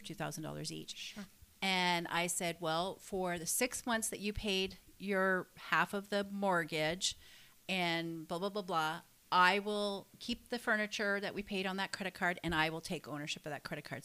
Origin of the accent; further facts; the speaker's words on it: Canada; I stayed in um, my hometown